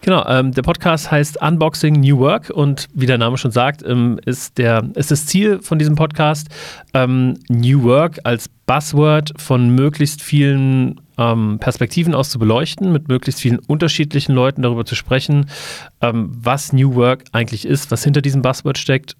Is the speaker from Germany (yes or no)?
yes; Wiesbaden, Hesse, Germany; Ich ähm, komme ähnlich wie Seibert aus Wiesbaden